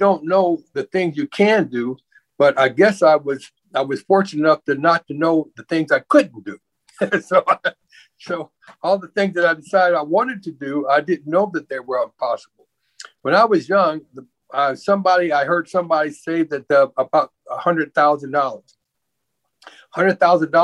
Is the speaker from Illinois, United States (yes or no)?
no; Omaha, Nebraska, United States; I grew up in the Omaha River Bottoms, and that's where the poorest of the poorest came when they migrated to Omaha to live